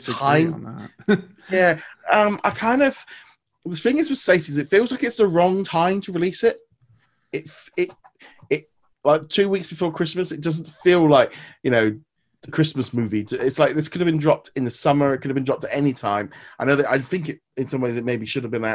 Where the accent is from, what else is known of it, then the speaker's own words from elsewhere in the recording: United Kingdom; we're British